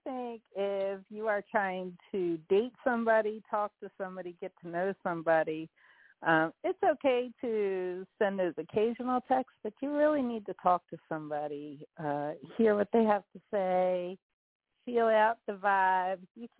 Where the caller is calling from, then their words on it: Dallas, Texas, United States; I'm calling from Dallas, Texas, actually.